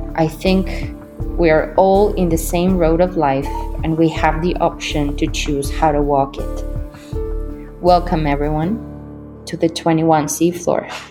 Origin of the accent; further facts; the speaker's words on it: Mexico City, Mexico; moved away as an adult; also born or lived in New York; I was born and raised in Mexico City